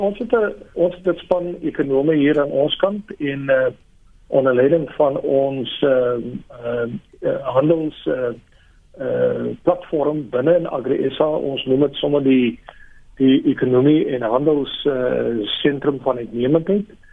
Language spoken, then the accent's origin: Afrikaans; South Africa; ons as as Afrikaners